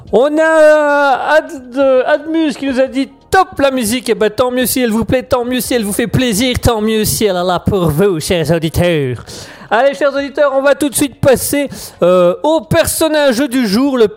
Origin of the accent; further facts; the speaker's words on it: Germany; French is a second language; euh, je suis un Allemand euh, de passage une fois de temps en temps sur euh, Raspberry.